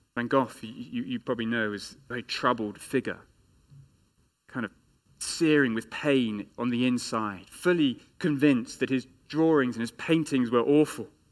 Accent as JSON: {"language": "English", "region": "England", "country": "United Kingdom", "said": "as an Englishman"}